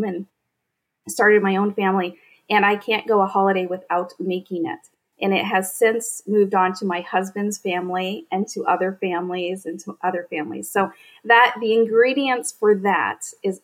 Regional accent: Northern Maine, United States; I grew up in Northern Maine on a potato farm

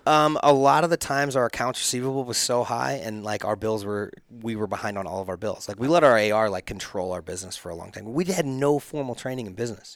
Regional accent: Chesterfield, Missouri, United States; I grew up in Chesterfield, like, just down the hill from, from all the rich kids

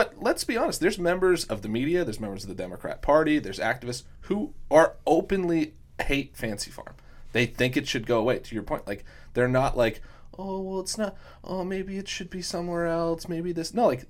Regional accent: Louisville, Kentucky, United States; the people that I grew up with in West Louisville face the same damn problems that the people in West Kentucky do, right?

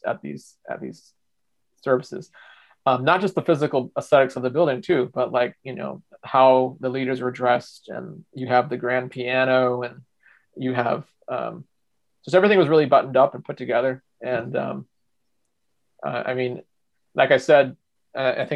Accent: Michigan, United States; I'm from Michigan and I'm a lifelong Midwesterner.

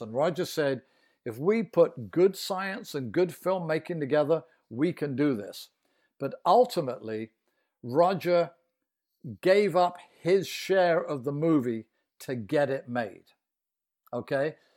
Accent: United Kingdom; now in Boston, United States; I'm British, but I'm near Boston here

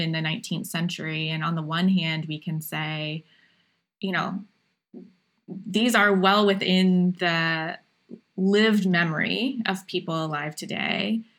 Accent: Appalachian Ohio, United States; I grew up in Appalachian, Ohio

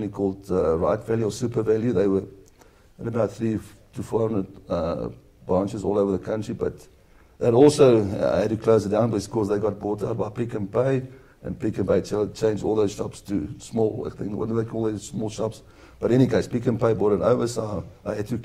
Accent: South Africa; also born or lived in England

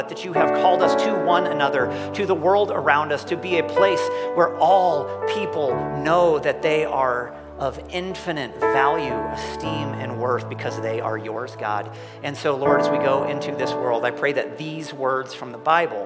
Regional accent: United States; I'm American

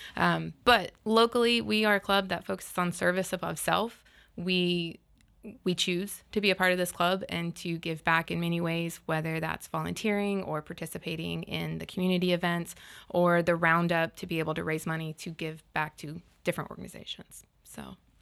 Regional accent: Panama City, Florida, United States; I grew up in Panama City, and we actually, as, when I was in school, got to design a park

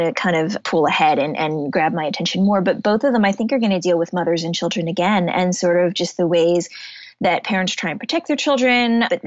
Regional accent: Shaker Heights, Ohio, United States; moved away as an adult; I grew up in Shaker Heights

